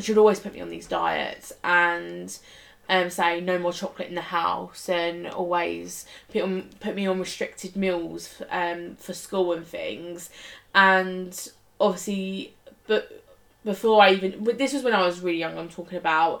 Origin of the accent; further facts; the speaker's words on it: Essex, East of England, United Kingdom; accent: Essex; I used to really slang on my Essex accent